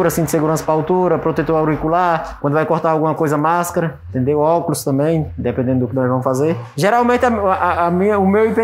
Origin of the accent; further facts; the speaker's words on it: Sergipe, Brazil; now in Carapicuíba, Brazil; Eu sou sergipano, sou natural do Sergipe, e hoje eu tô morando aqui em São Paulo, Carapicuíba.